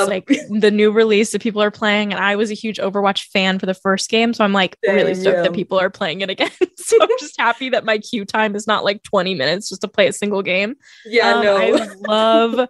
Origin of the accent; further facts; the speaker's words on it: California, United States; I grew up in California